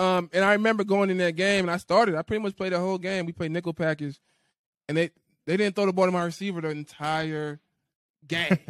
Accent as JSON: {"language": "English", "town": "New Orleans", "region": "Louisiana", "country": "United States", "tie": "born or raised there", "moved": "yes", "said": "I grew up in New Orleans. I grew up in the area."}